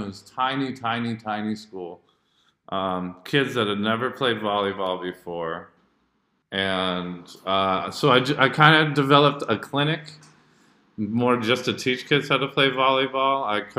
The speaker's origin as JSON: {"language": "English", "region": "Jakarta", "country": "Indonesia", "tie": "born or raised there", "said": "basically when I grew up in Jakarta, Indonesia. I went to Jakarta International School because both my parents are teachers."}